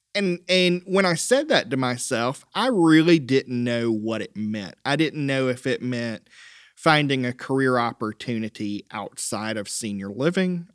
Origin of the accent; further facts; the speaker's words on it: Lyman, South Carolina, United States; also born or lived in Rock Hill, South Carolina; I'm a native of the upstate.